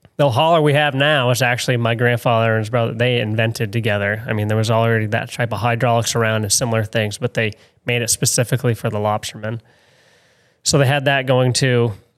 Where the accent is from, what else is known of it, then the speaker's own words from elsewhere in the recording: St. George, Maine, United States; I grew up in Saint George, actually really close to Ratcliffe Island